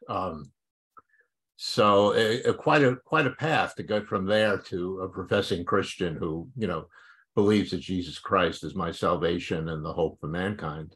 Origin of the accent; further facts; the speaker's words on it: New York City, New York, United States; I grew up in New York City